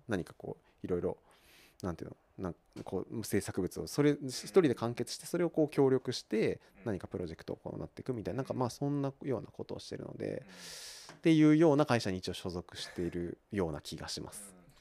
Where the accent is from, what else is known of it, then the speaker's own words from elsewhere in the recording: Kawagoe, Saitama, Japan; also born or lived in Tokyo; 川越生まれではないんですけれども、 まあ、ほとんど川越育ちで大体20年ぐらい